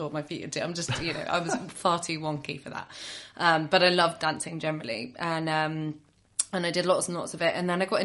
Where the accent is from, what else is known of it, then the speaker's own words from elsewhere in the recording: Northamptonshire, East Midlands, United Kingdom; also born or lived in Lancashire; I grew up actually in Northamptonshire